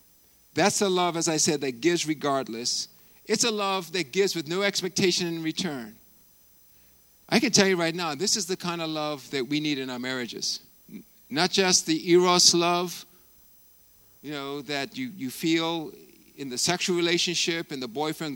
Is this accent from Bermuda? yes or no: yes; Bermuda; my hometown, my home country of Bermuda